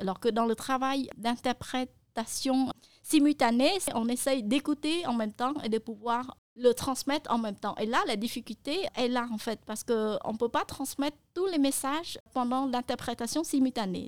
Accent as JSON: {"language": "French", "country": "Cambodia", "first_language": "Khmer", "second_language": "French", "said": "ma langue maternelle qui est le khmer"}